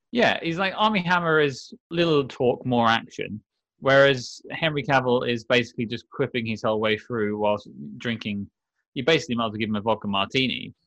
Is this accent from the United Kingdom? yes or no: yes; United Kingdom; I'm British